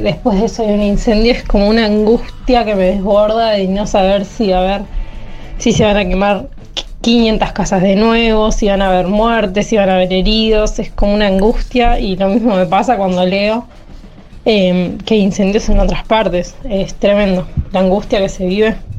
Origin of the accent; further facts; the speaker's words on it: Lago Puelo, Chubut, Argentina; yo soy de Lago Pueblo